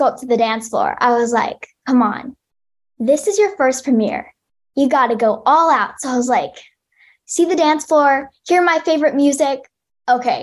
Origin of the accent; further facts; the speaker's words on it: United States; I am Asian American. I'm half Chinese and half Korean.